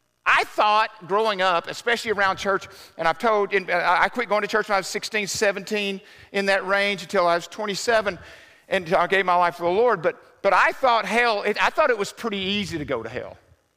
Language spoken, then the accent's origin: English; Southern US, United States; I grew up in the South, so we used to have the Bible man come to school.